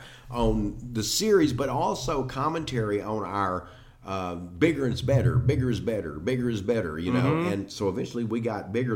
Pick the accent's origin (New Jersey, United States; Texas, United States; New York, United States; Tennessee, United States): Texas, United States; I'm from Texas, and I've got the tone for